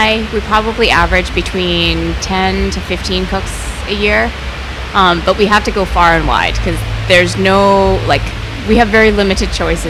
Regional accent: Canada

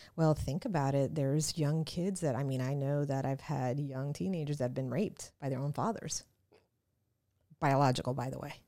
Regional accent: New York City, New York, United States; now in South Florida, United States; I am American, born in New York City, so I'm really American

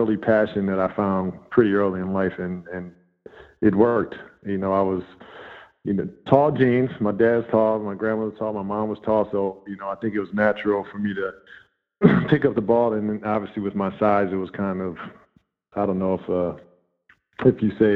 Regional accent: Wauwatosa, Wisconsin, United States; I went to school and kind of grew up in Wauwatosa, which is a suburb of Milwaukee

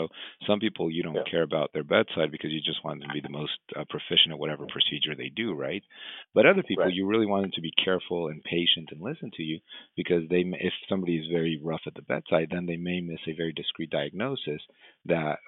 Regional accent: Mexico; moved away; I trained and I grew up in Mexico

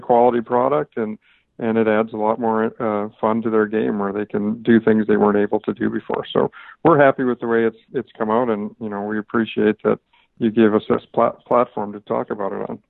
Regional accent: Canada; now in Southern California, United States; a golf course I grew up on in Canada

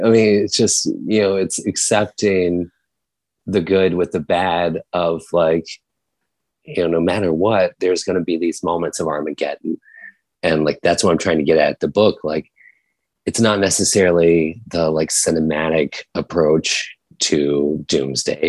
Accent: Virginia, United States; when I was growing up in Virginia in like a small town of like 1,000 people

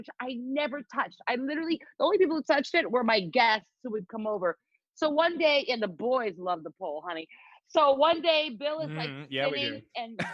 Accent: Philippines; moved away as an adult; also born or lived in Evanston, Illinois; I grew up in the Philippines. I grew up in the Philippines. My mom is Filipino. My dad is East Indian. So I went to high school, you know, in the Philippines.

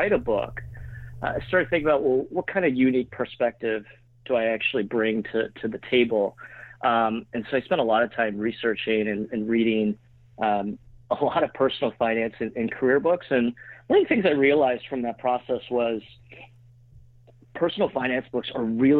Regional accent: Pittsburgh, Pennsylvania, United States; now in New York, United States; I grew up in Pittsburgh, but been in New York for almost 14 years, and still here

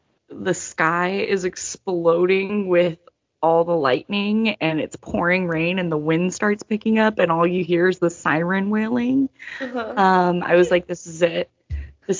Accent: Pacific Northwest, United States; now in Midwest, United States; I am not from the Midwest. I am not a Midwest bitch. I am a Pacific Northwest bitch.

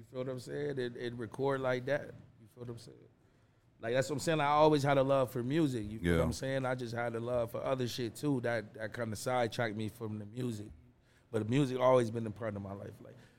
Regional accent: Hartford, Connecticut, United States; signed to BSF, which is Benny the Butcher's label. I'm from the North End of Hartford, Connecticut, and I'm the biggest shit my hood ever saw.

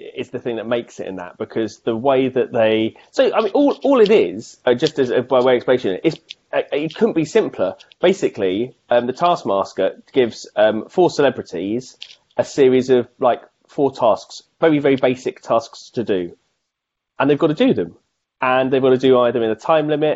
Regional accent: United Kingdom; being British

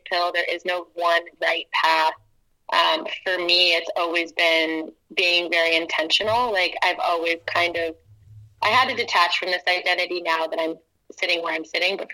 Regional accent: Atlanta, Georgia, United States; moved away as an adult; also born or lived in Portland, Oregon; I'm from Atlanta, Georgia, originally. And I'm proud of that. I love my hometown.

